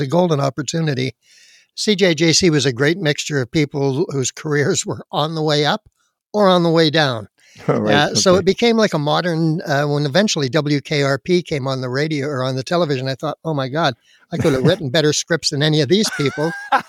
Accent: Surrey, British Columbia, Canada; Born and raised on the West Coast up in beautiful Surrey, North Surrey, British Columbia.

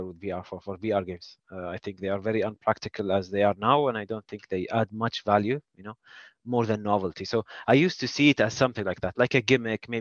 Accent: Kuwait; I'm from Kuwait

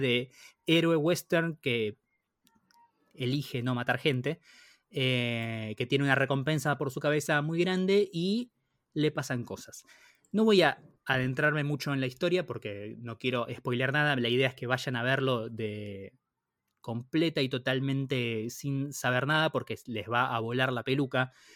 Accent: Argentina; como argentino y como latinoamericano

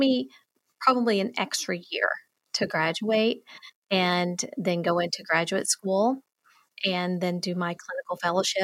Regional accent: the South, United States; accent: Southern; I'm from the South. My drama teacher thought I needed even more of a Southern accent

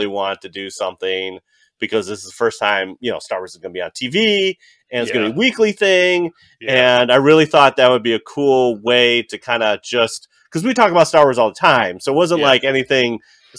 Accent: Chicago, Illinois, United States; we're from Chicago

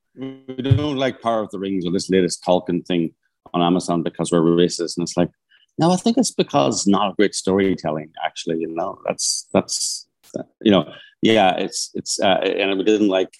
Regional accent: Northern Ireland, United Kingdom; I'm from Northern Ireland

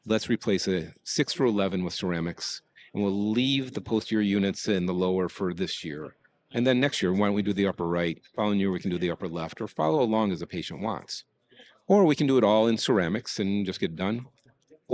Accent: Detroit, Michigan, United States; I grew up in Detroit

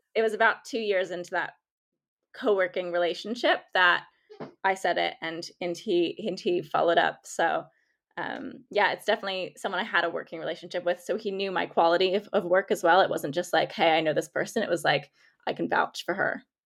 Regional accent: United States; accent: American; I'm American by, if you can tell by my accent

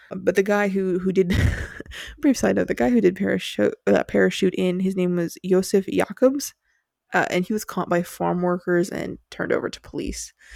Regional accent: United States; we're from the States

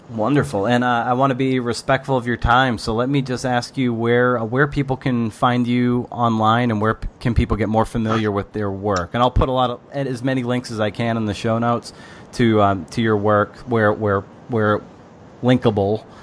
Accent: Lakeville, Massachusetts, United States; I grew up in Lakeville, which is right off 495

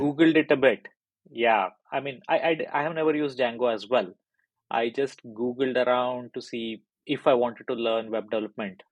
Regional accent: India; moved away as an adult; now in United Kingdom; I'm originally from India, so that's where I was working with uh, a very big medical device company there.

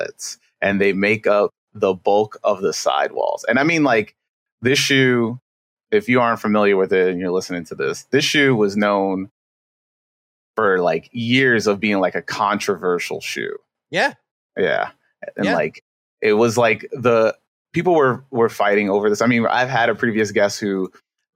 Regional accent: New York City, New York, United States; I'm from Queens, you know, basically born and raised

